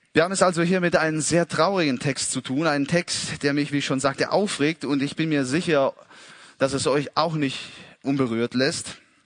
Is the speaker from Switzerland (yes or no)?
no; Italy; als Italiener